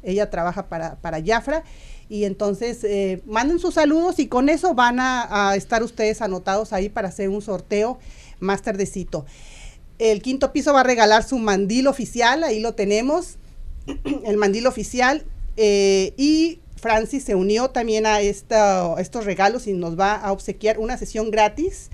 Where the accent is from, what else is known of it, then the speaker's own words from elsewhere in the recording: Guanajuato, Mexico; moved away; yo por supuesto del estado de Guanajuato